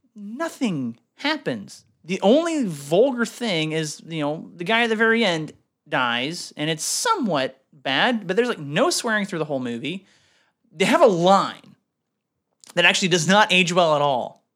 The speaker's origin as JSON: {"language": "English", "country": "Canada", "moved": "yes", "lives_now": "United States", "said": "I'm Canadian."}